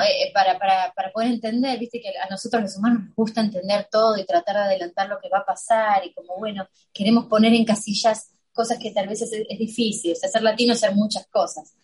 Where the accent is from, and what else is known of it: Buenos Aires, Argentina; now in United States